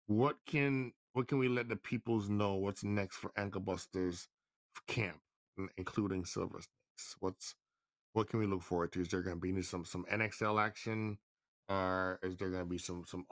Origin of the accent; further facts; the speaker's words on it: Jamaica; I was born in Jamaica